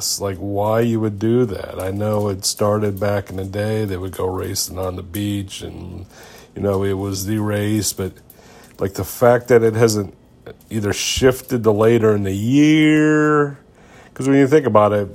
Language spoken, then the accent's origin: English; Ohio, United States; as a youth, 1990, growing up in Ohio